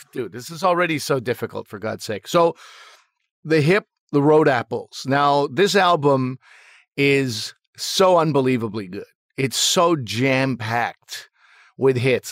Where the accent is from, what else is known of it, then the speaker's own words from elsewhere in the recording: Canada; I was trying to be as proud a Canadian as possible